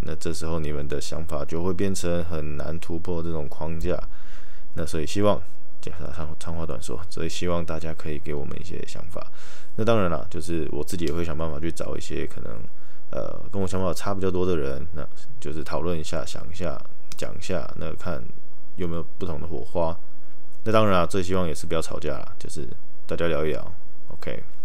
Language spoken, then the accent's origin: Chinese; Taoyuan, Taiwan; now in Taichung, Taiwan; 我之后会待的地方又在桃园，就我的老家